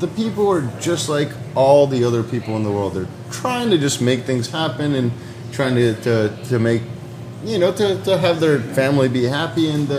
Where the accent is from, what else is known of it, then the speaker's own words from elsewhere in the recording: United States; also born or lived in Bulgaria; I'm fucking American. I spent most of my life here, and like I can't believe they just attacked my country.